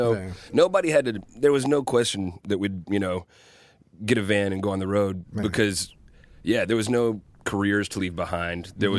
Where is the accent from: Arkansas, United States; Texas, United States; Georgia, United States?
Arkansas, United States; Little Rock; moved away as an adult; now in Memphis, United States; I'd been in a few bands from Little Rock. I was born and raised in Little Rock, Arkansas.